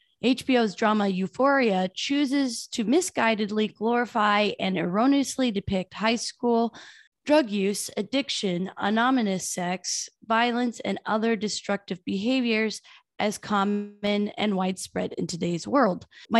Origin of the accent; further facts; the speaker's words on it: Iowa, United States; moved away; I'm from Iowa during like the meth epidemic.